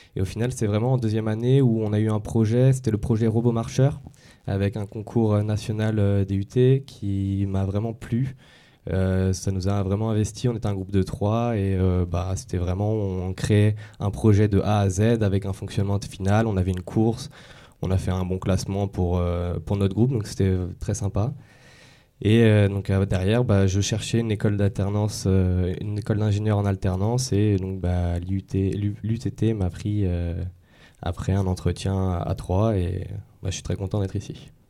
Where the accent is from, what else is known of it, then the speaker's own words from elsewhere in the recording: Yvelines, Île-de-France, France; moved away as an adult; also born or lived in Dijon; je suis parti des Yvelines à Dijon, en province